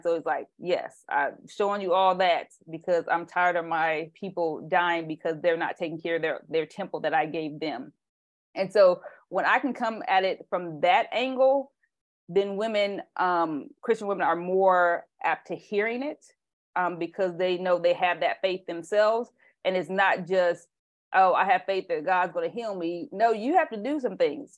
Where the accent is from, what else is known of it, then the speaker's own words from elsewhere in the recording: Indiana, United States; also born or lived in Tennessee; now in California, United States; I'm from Indiana